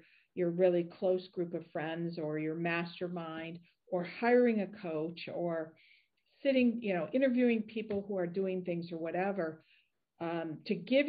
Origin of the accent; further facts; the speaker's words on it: United States; we gotta get going. I'm American.